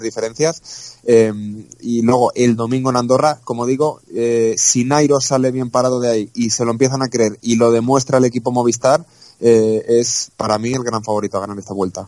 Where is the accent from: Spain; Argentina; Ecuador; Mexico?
Spain; Castellón, Valencian Community; yo soy de Castellón, defiendo mi provincia